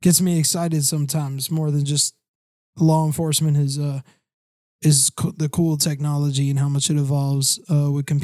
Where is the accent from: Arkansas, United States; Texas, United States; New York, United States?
New York, United States; Long Island; moved away as an adult; I'm from the lower part of New York, Long Island area